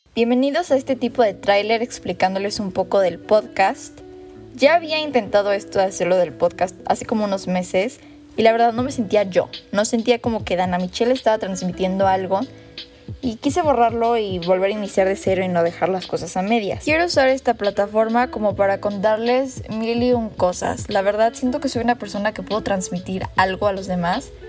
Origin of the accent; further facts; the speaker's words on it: Mexico; soy súper mexicana